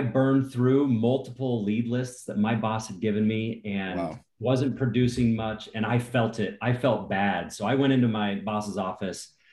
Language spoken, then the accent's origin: English; Cincinnati, Ohio, United States; I grew up in Cincinnati, Ohio